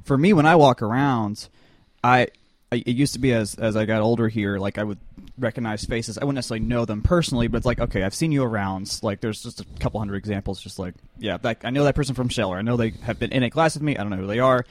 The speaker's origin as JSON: {"language": "English", "town": "Avondale Estates", "region": "Georgia", "country": "United States", "said": "Atlanta, or not, well, Atlanta, Avondale Estates"}